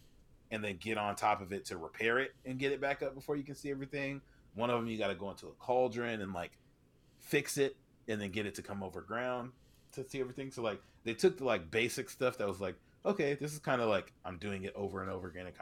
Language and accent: English; West Coast, United States; I'm from the West Coast.